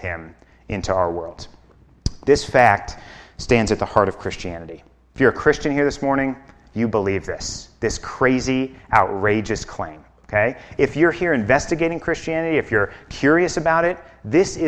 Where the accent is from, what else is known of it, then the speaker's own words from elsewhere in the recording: Chicago, Illinois, United States; moved away as an adult; now in Basalt, United States; I'm from Chicago